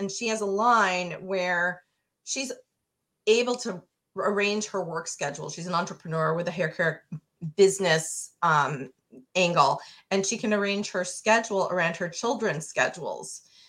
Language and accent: English; Manhattan, New York, United States; I grew up in Manhattan